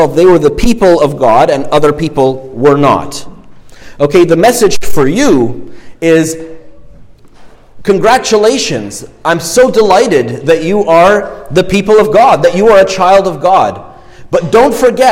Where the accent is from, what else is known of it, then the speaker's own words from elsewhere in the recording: Egypt; now in Canada; I'm, you know, born in Egypt and I'm ethnically, you know, my ethnic heritage is Egyptian. I'm obviously Canadian now